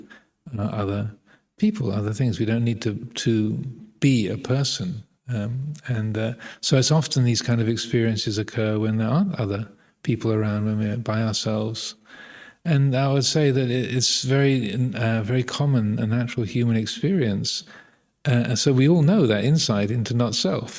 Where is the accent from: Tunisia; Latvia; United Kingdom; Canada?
United Kingdom; England; being English